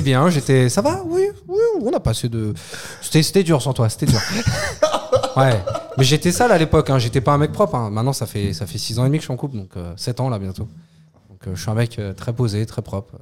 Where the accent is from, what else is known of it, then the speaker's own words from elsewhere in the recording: France; je suis français